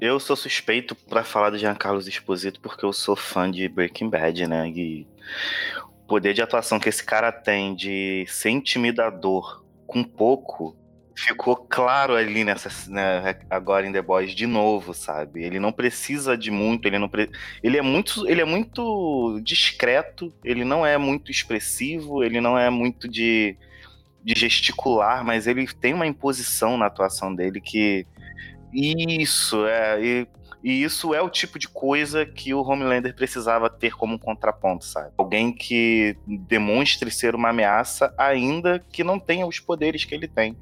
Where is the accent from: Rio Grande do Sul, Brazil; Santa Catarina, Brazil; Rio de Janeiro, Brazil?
Rio de Janeiro, Brazil; sou daqui do Rio de Janeiro